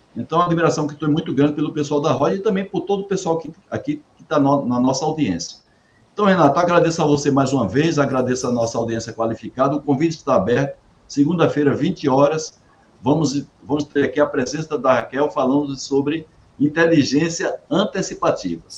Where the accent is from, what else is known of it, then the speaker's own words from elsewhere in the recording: Campina Grande, Paraíba, Brazil; Campina Grande, Paraíba, minha terra